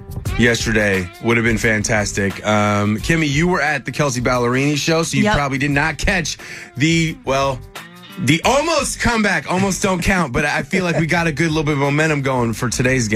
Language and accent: English; the Northwest, Pacific Northwest, United States; moved away; I've lived in a lot of different places. Same. And I grew up in the Northwest